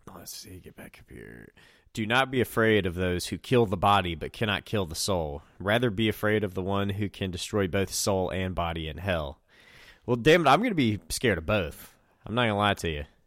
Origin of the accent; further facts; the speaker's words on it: Southwest Virginia, United States; I'm in Southwest Virginia and from Southwest Virginia